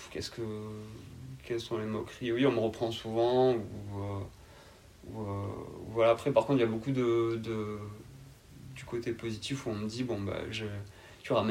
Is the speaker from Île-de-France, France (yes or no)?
no; Carcassonne, Occitania, France; je suis originaire euh, de Carcassonne, euh, dans l'Aude, dans région Occitanie.